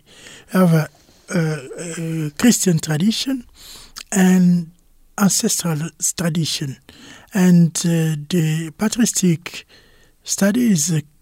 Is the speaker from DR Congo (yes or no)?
yes; Kinshasa, DR Congo; first language Lingala; English is a second language; I was born in Kinshasa, in DRC, and I was in the school, primary school, secondary school in Kinshasa. And I did one part of my study at a university, a Catholic university of the Congo in Kinshasa.